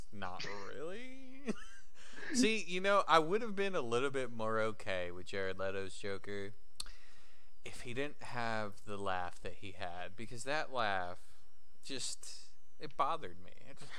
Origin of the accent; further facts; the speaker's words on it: Kentucky, United States; I'm from Kentucky, you know?